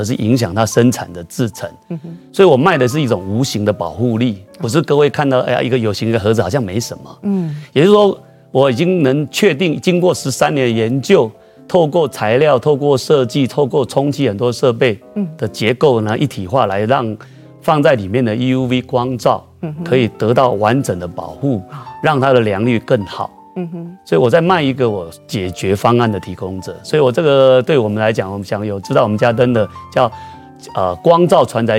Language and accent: Chinese; Sanchong, New Taipei, Taiwan; 因为我来自三重的模具界的黑手老板嘛，